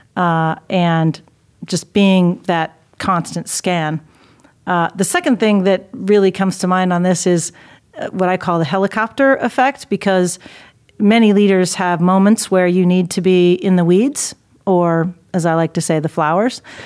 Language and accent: English; Dayton, Ohio, United States; moved away; my hometown in Dayton